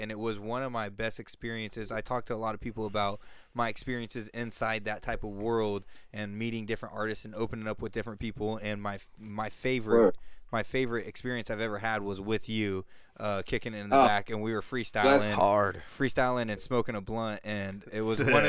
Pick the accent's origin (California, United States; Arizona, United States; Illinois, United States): California, United States; Stockton; We're from Stockton, Lodi area